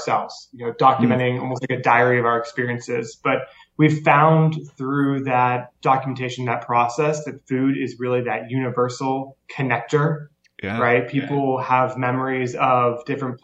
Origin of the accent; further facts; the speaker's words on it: Tennessee, United States; now in Maine, United States; I grew up down south in Tennessee